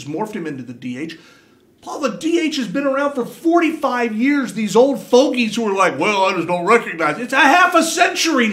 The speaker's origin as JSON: {"language": "English", "region": "Indiana", "country": "United States", "tie": "born or raised there", "said": "growing up in the Midwest"}